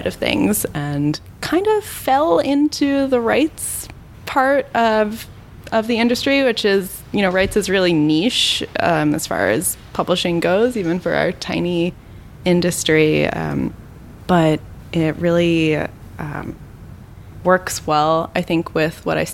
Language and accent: English; Pennsylvania, United States; I'm from Pennsylvania, and in Pennsylvania, every high school senior has to do this project